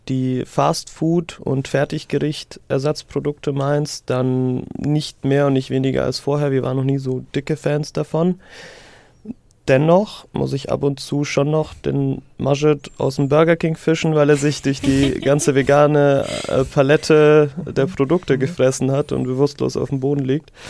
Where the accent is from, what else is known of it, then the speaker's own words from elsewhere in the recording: Syria; ich kann mich nicht entsinnen, in meiner Kindheit in Syrien jemals abgepacktes Fleisch, Obst oder Gemüse gekauft zu haben